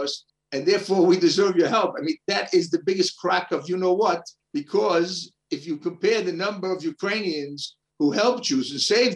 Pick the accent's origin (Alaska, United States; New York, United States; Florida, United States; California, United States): New York, United States; New York City; moved away as an adult; now in Israel; my fantasy growing up in Brooklyn, New York, was to be the first Orthodox Jew to play in the NBA